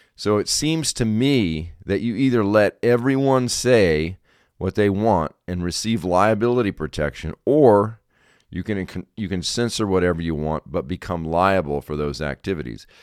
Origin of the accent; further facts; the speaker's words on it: South Carolina, United States; South Carolina is my home state.